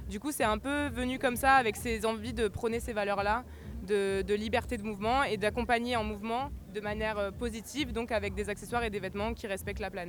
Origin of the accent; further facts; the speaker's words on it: Marseille, Provence-Alpes-Côte d'Azur, France; moi je suis une Marseillaise et j'ai beaucoup voyagé